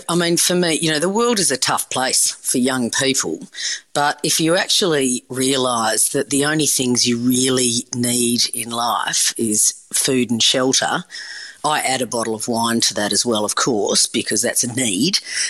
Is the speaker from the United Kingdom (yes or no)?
no; Perth, Western Australia, Australia; I mean, when growing up in Perth, I grew up on the beach and that was beautiful.